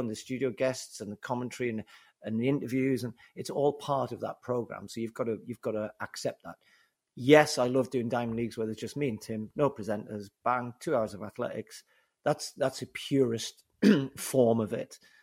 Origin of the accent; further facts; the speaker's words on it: Newcastle upon Tyne, North East England, United Kingdom; accent: Geordie; my Geordie accent